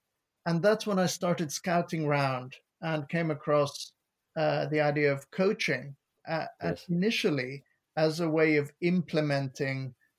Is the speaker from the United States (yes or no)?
no; Lebanon; moved away as an adult; now in England, United Kingdom; I moved here from Lebanon. And once I moved to the UK, I realized that it was possible to work in the public sector. And I'd always been passionate about education. I started out as a teacher in Lebanon.